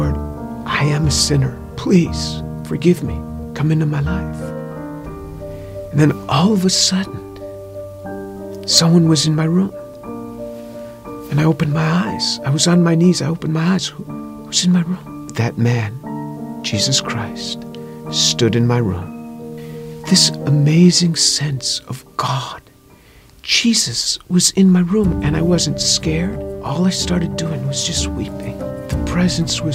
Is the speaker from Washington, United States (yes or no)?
no; New York, United States; I grew up just outside of New York City.